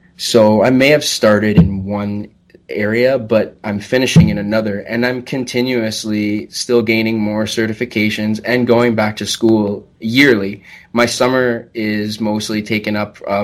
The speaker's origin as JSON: {"language": "English", "town": "Chatham", "region": "Ontario", "country": "Canada", "tie": "born or raised there", "also_born_or_lived": "Ottawa, Canada / Owen Sound, Canada", "said": "I'm originally from Chatham, Kent. I grew up in a very small town, maybe about 5,000-6,000 people."}